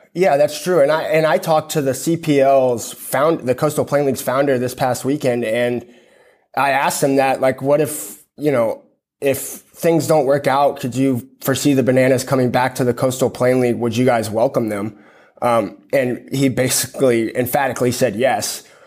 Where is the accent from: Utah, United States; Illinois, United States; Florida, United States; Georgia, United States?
Georgia, United States; Savannah; I'm born and raised in Savannah